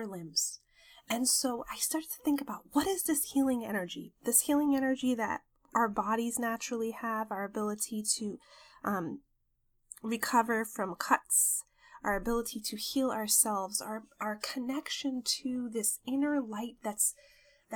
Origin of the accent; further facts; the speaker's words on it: New York, United States; moved away; I visited New York, my hometown